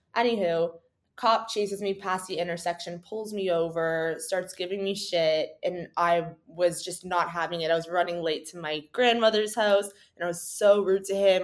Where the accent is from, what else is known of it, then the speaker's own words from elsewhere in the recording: Canada; we've grown up in a very cold climate